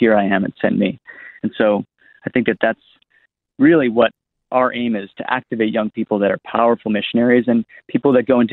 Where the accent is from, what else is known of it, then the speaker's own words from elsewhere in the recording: East Coast of America, United States; moved away as an adult; now in Australia; I'm from America, actually. So I come from the East Coast of America